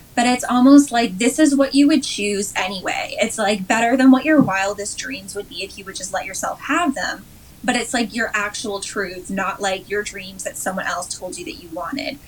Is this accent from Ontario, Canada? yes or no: yes; just outside of Toronto, Ontario, Canada; also born or lived in South Korea / Dubai / Western Canada / California; I grew up just outside of Toronto